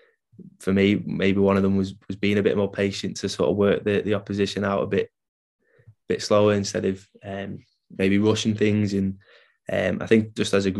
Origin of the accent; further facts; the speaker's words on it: Isle of Man; I grew up on the Isle of Man